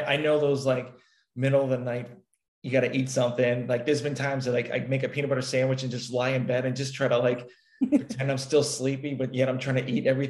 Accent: Massachusetts, United States; moved away; So I'm originally from Massachusetts, and you can kind of tell by the accent a little bit.

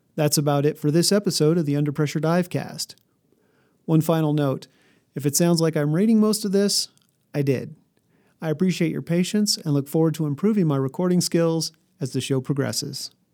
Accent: New Mexico, United States; also born or lived in Colorado; I grew up in New Mexico and Colorado, a thousand miles from any ocean.

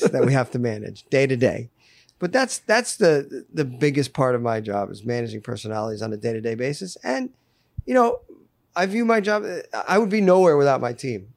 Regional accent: Fairfield County, Connecticut, United States; moved away as an adult; also born or lived in Roanoke, Virginia / Telluride, Colorado; I grew up in Fairfield County in Connecticut

